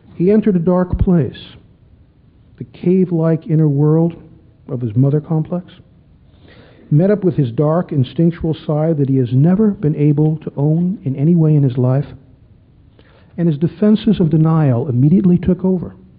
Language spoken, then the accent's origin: English; Chicago, Illinois, United States; When I was a kid growing up in Chicago